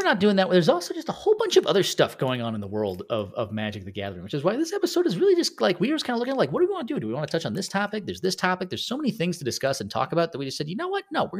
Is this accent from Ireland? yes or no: yes; Ireland; I mean, I'm Irish, so no.